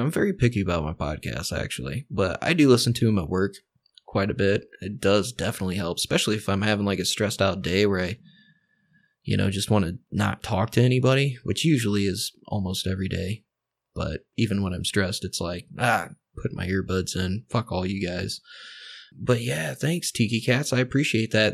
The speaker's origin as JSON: {"language": "English", "region": "Indiana", "country": "United States", "said": "the home state, Indianapolis, Indiana"}